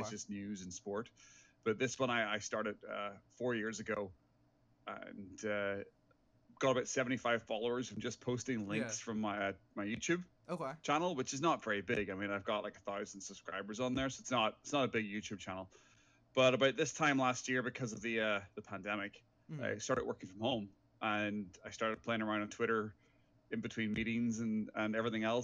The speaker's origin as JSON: {"language": "English", "country": "Ireland", "tie": "born or raised there", "also_born_or_lived": "England", "moved": "as an adult", "lives_now": "Vancouver, Canada", "said": "from my accent, I am originally from Ireland. I left my hometown when I was 19 years old to go to England to go to university"}